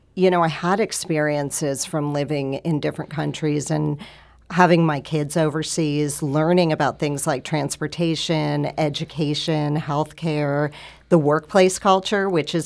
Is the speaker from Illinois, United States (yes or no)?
no; New York, United States; also born or lived in California / Toronto; now in St. Louis, United States; So I was not raised in St. Louis. I was raised in New York and California, and I've lived in different countries all over the world.